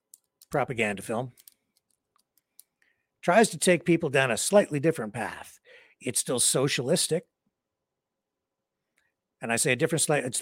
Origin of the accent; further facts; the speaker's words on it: London, Ontario, Canada; my hometown of London, Ontario, Canada